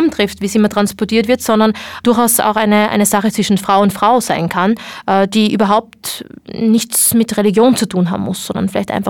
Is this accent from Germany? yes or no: no; Morocco; dass es äh, sehr wohl einen Unterschied macht, ob man es trägt oder nicht, als Marokkanerin wohlgemerkt, nicht als Ausländerin